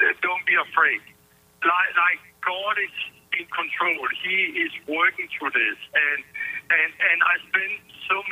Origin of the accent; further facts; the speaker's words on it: Denmark; moved away as an adult; now in United States; I've been so proud of being Danish